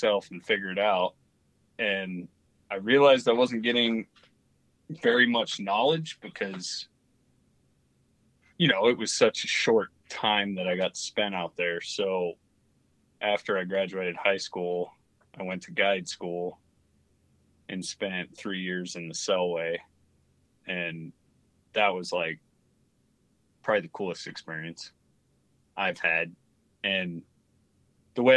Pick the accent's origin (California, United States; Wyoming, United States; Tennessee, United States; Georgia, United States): Wyoming, United States; Jackson; now in Idaho, United States; I grew up in Jackson, Wyoming